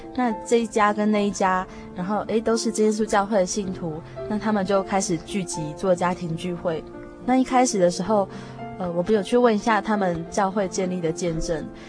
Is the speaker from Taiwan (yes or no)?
yes; Taiwan; 他们知道我们从台湾来